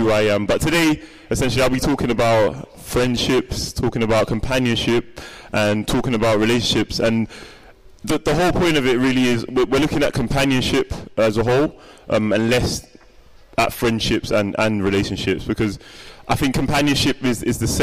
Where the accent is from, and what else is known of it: London, United Kingdom; born or raised there